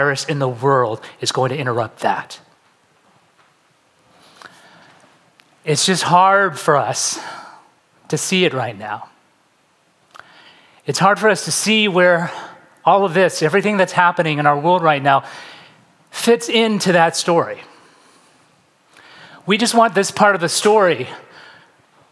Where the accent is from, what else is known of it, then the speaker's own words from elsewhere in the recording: San Francisco Bay Area, California, United States; moved away as an adult; also born or lived in Pasadena / West Los Angeles; now in Los Angeles, United States; I'm originally from the San Francisco Bay Area. I moved down to LA to go to UCLA